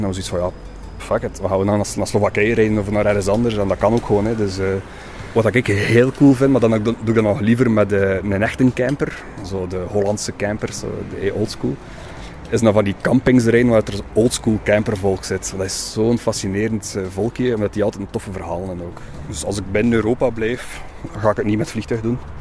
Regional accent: Oostduinkerke, Flanders, Belgium; moved away as an adult; now in Ghent, Belgium; een rasechte West-Vlaming van Oosteuinkerk, maar ik woon in Gent al oh, 18 jaar ondertussen.

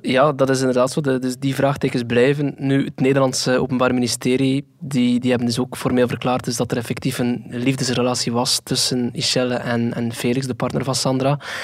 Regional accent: Flanders, Belgium; bij ons in Antwerpen

